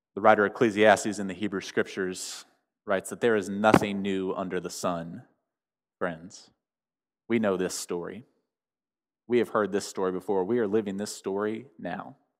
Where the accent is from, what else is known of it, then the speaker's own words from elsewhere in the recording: United States; me as an American